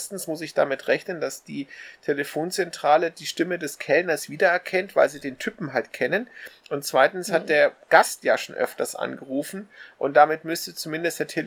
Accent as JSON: {"language": "German", "country": "Germany", "said": "Ich bin Deutscher und ich habe von Nelson gehört."}